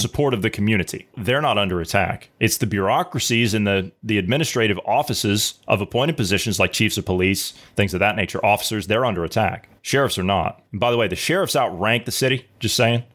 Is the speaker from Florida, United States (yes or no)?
no; Ohio, United States; I'm from Ohio